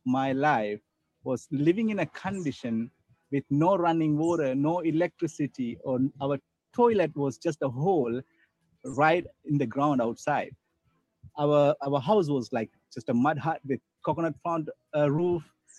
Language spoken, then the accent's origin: English; Sri Lanka; moved away as an adult; I'm originally from Sri Lanka. As of now, I'm 36 years old